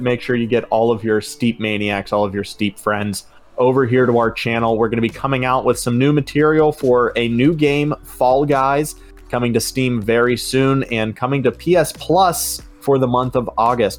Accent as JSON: {"language": "English", "town": "Pittsburgh", "region": "Pennsylvania", "country": "United States", "said": "we're both from Pittsburgh"}